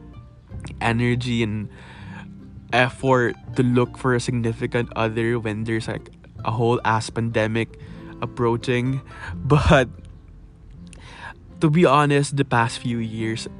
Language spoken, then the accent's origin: English; Philippines; English is a second language; I love being a Filipino